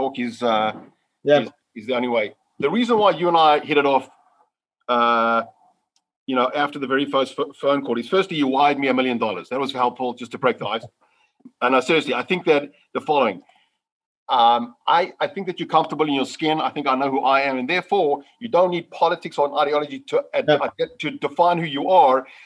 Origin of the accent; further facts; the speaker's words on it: South Africa; growing up in South Africa, one of the most politicized country in the world, also very humble beginnings